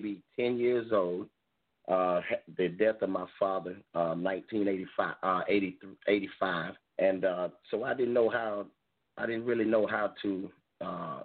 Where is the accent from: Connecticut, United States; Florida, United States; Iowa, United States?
Florida, United States; Campbellton; now in Dothan, United States; I was born in a little small town called Camelton, Florida. We got two liquor stores, and everything else is dirt roads